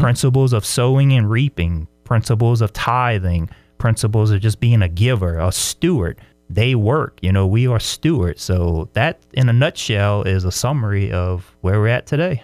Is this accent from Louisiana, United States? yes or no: yes; LaPlace, Louisiana, United States; moved away as an adult; now in Brandon, United States; I'm from South Louisiana, a little town called La Place, a very small, uh, town in the swamplands of Louisiana